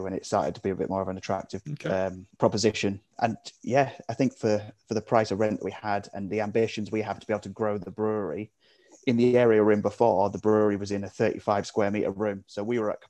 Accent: Hereford, West Midlands, United Kingdom; moved away as an adult; now in Sheffield, United Kingdom; I'm originally from Hereford. I moved up to Sheffield about 8 years ago.

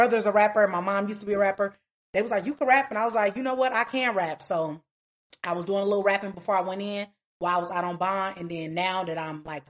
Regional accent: Omaha, Nebraska, United States; I'm from Omaha, Nebraska

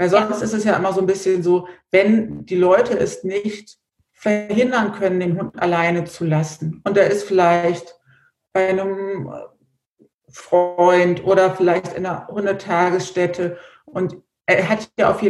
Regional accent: Idstein, Hesse, Germany; Wie gesagt, ich komme aus dem Rhein-Main-Gebiet in der Nähe von Edstein

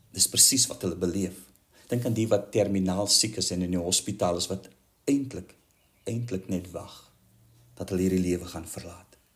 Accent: South Africa; ons as Suid-Afrikaners

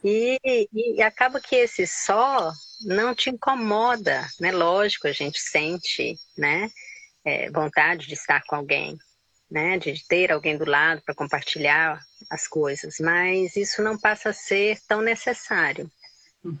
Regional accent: Goiânia, Goiás, Brazil; moved away as an adult; also born or lived in Pirenópolis; now in Pará, Brazil; Nasci, me criei em Goiânia

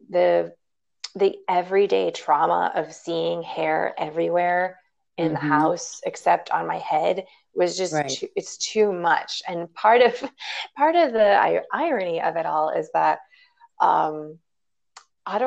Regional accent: Chicago, Illinois, United States; I am a Chicago girl

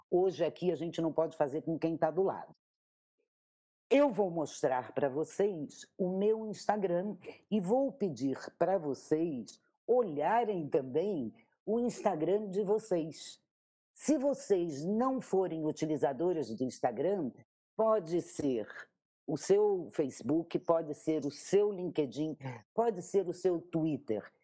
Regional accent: Rio de Janeiro, Brazil; moved away; eu sou carioca, e eu nasci nessa cidade

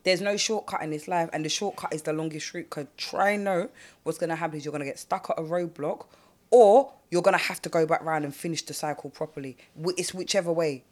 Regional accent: London, United Kingdom; I grew up in South. I didn't grow up on the block

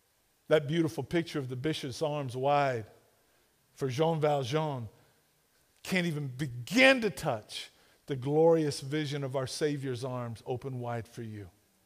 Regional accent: Duncan, Oklahoma, United States; I'm from Duncan.

